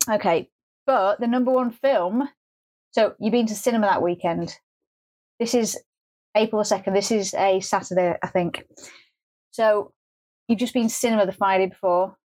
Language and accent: English; Scotland, United Kingdom; I'm a Scottish person.